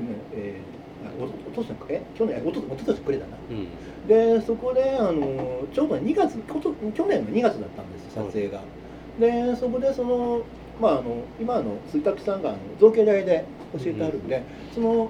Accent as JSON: {"language": "Japanese", "region": "Kyoto", "country": "Japan", "said": "僕も京都の人間として"}